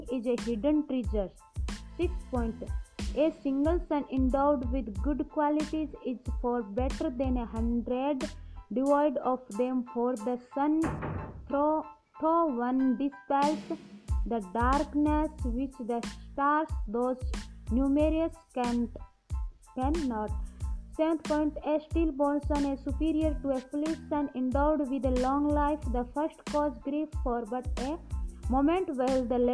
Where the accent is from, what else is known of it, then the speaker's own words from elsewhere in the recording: India; I am from India.